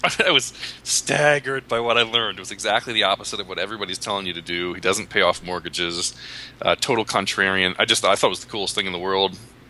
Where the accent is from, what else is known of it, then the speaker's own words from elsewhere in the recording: Philadelphia, Pennsylvania, United States; moved away as an adult; now in San Diego, United States; So I came to San Diego from Philadelphia because of a girl